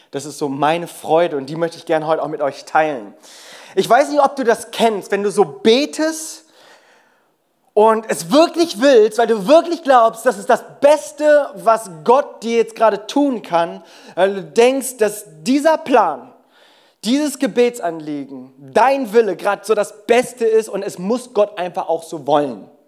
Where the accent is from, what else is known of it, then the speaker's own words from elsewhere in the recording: South Korea; German is a second language; ich bin ursprünglich Koreaner, vielleicht hast du dich das auch schon die ganze Zeit gefragt.